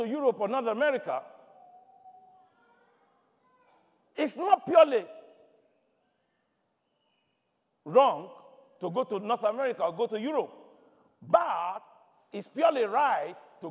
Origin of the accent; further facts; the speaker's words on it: Nigeria; moved away; I come from Nigeria.